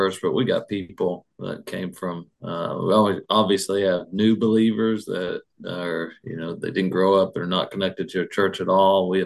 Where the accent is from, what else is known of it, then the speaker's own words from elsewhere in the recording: Salyersville, Kentucky, United States; also born or lived in Pikeville, Kentucky; I grew up in Sayersville